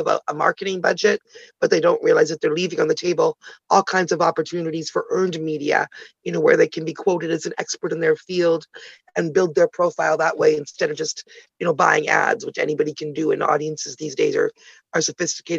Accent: Canada; also born or lived in Ottawa, Canada / Toronto, Canada; I'm Canadian, originally born in Ottawa, the nation's capital, Toronto girl though

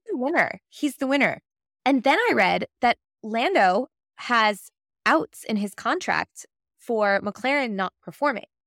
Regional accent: United States; I'm American

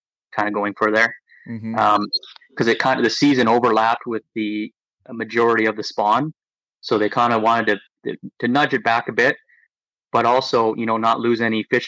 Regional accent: Lake Simcoe, Ontario, Canada; growing up on Lake Simcoe

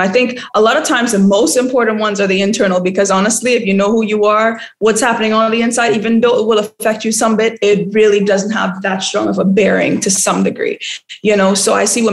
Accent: Laventille, Trinidad & Tobago; now in Ghana; But I grew up in Trinidad and I grew up in a really rough part of Trinidad. I don't know if you heard of Laventille

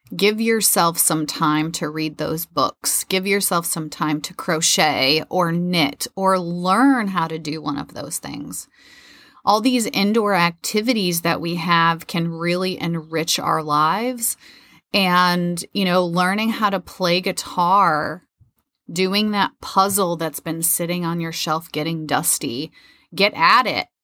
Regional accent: Midwest, United States; moved away; also born or lived in Florida; I grew up in the Midwest

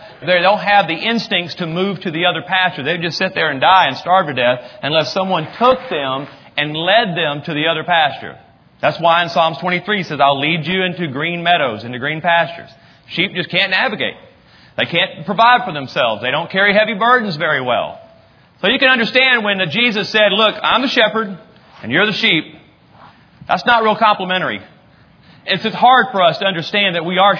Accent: North Texas, United States; we're from North Texas

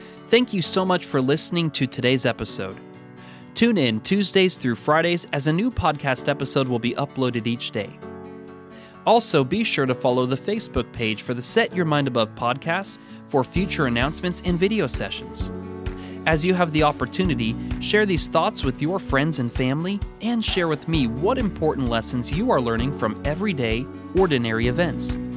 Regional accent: Pacific Northwest, United States; now in Kentucky, United States; growing up in the Pacific Northwest

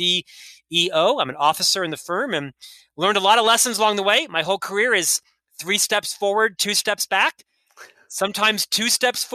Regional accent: Central Florida, United States; now in Salt Lake City, United States; I was raised in Central Florida

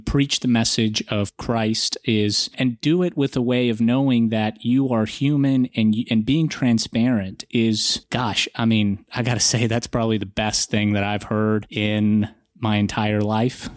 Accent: Atlanta, Georgia, United States; also born or lived in Russia; I'm, I'm from Russia. My parents didn't grow up in a religious country under communism. You know, we didn't practice religion. So we never really had an opportunity, nor did we really understand or want uh, to understand uh, what r- religion was. And I grew up in Atlanta

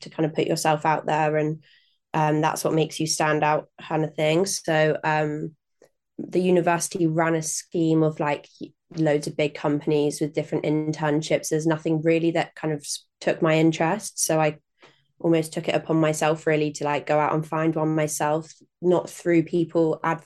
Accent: Norwich, East of England, United Kingdom; also born or lived in Nottingham; grew up in and around Norwich

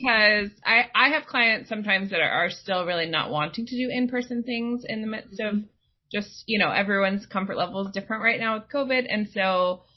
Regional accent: Kansas, United States; now in Washington, D.C., United States; I grew up in Kansas

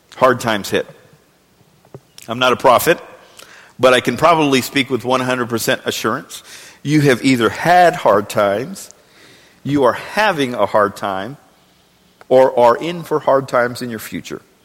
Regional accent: Texas, United States; we are Texan

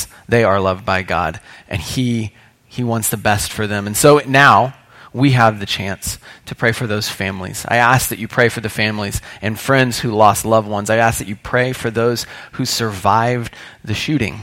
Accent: Indianapolis, Indiana, United States; I grew up in Indianapolis. I am what you might call a Hoosier

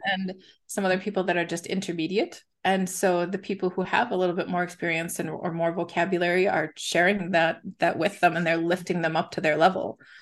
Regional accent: United States; moved away as an adult; now in Besançon, France; I am an American teaching in France, so I live

